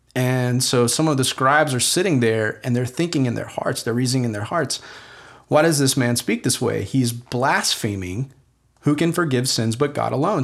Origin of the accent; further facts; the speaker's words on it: United States; English-speaking American people